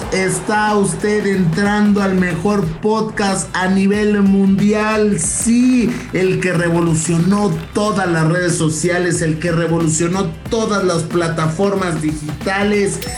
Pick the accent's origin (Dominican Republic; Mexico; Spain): Mexico; Monterrey, Nuevo León; Después viene el, no, oiga, y usted, no, pues yo soy de Monterrey.